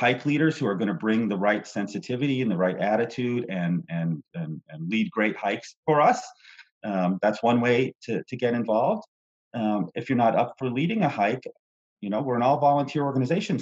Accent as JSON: {"language": "English", "region": "Vermont", "country": "United States", "tie": "born or raised there", "moved": "yes", "lives_now": "Texas, United States", "said": "I grew up in Vermont"}